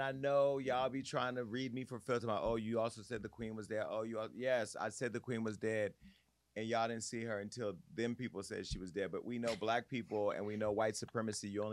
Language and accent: English; Stockton, California, United States; my hometown of Stockton, California